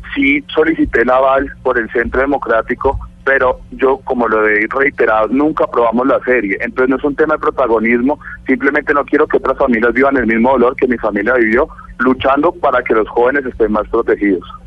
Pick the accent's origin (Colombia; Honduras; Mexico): Colombia; Bogotá; nosotros somos rolos